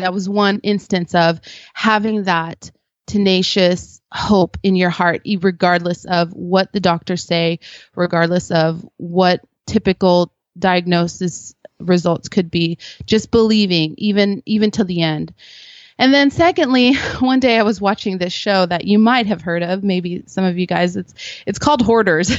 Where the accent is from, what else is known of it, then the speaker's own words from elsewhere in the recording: Philippines; now in United States; I was born in the Philippines